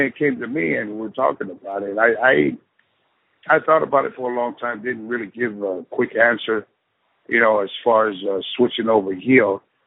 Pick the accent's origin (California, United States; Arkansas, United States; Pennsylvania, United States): California, United States; San Francisco; growing up in San Francisco, California